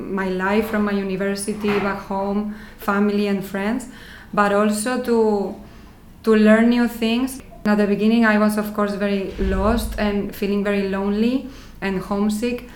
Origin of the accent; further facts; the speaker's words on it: Madrid, Community of Madrid, Spain; English is a second language; moved away as an adult; also born or lived in London, United Kingdom; now in Netherlands; I am originally from Spain, from Madrid